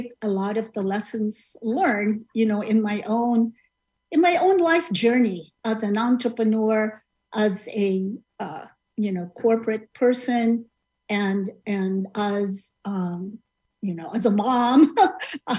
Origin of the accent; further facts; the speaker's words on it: Philippines; moved away as an adult; now in United States; I immigrated from the Philippines, you know, like many of my other countrymen